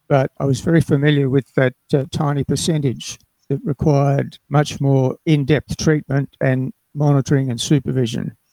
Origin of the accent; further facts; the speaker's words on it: Darwin, Northern Territory, Australia; I was born in Darwin and grew up in the Northern Territory